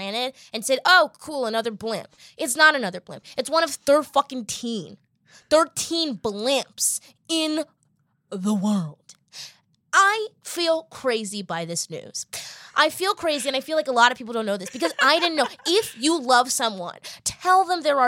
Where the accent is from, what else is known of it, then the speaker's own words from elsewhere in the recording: Boston, Massachusetts, United States; I think I'm from Boston